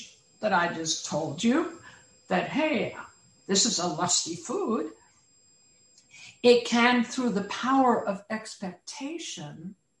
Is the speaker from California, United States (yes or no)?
yes; California, United States; Now, as a Californian, and I hope other people elsewhere as well, love avocados.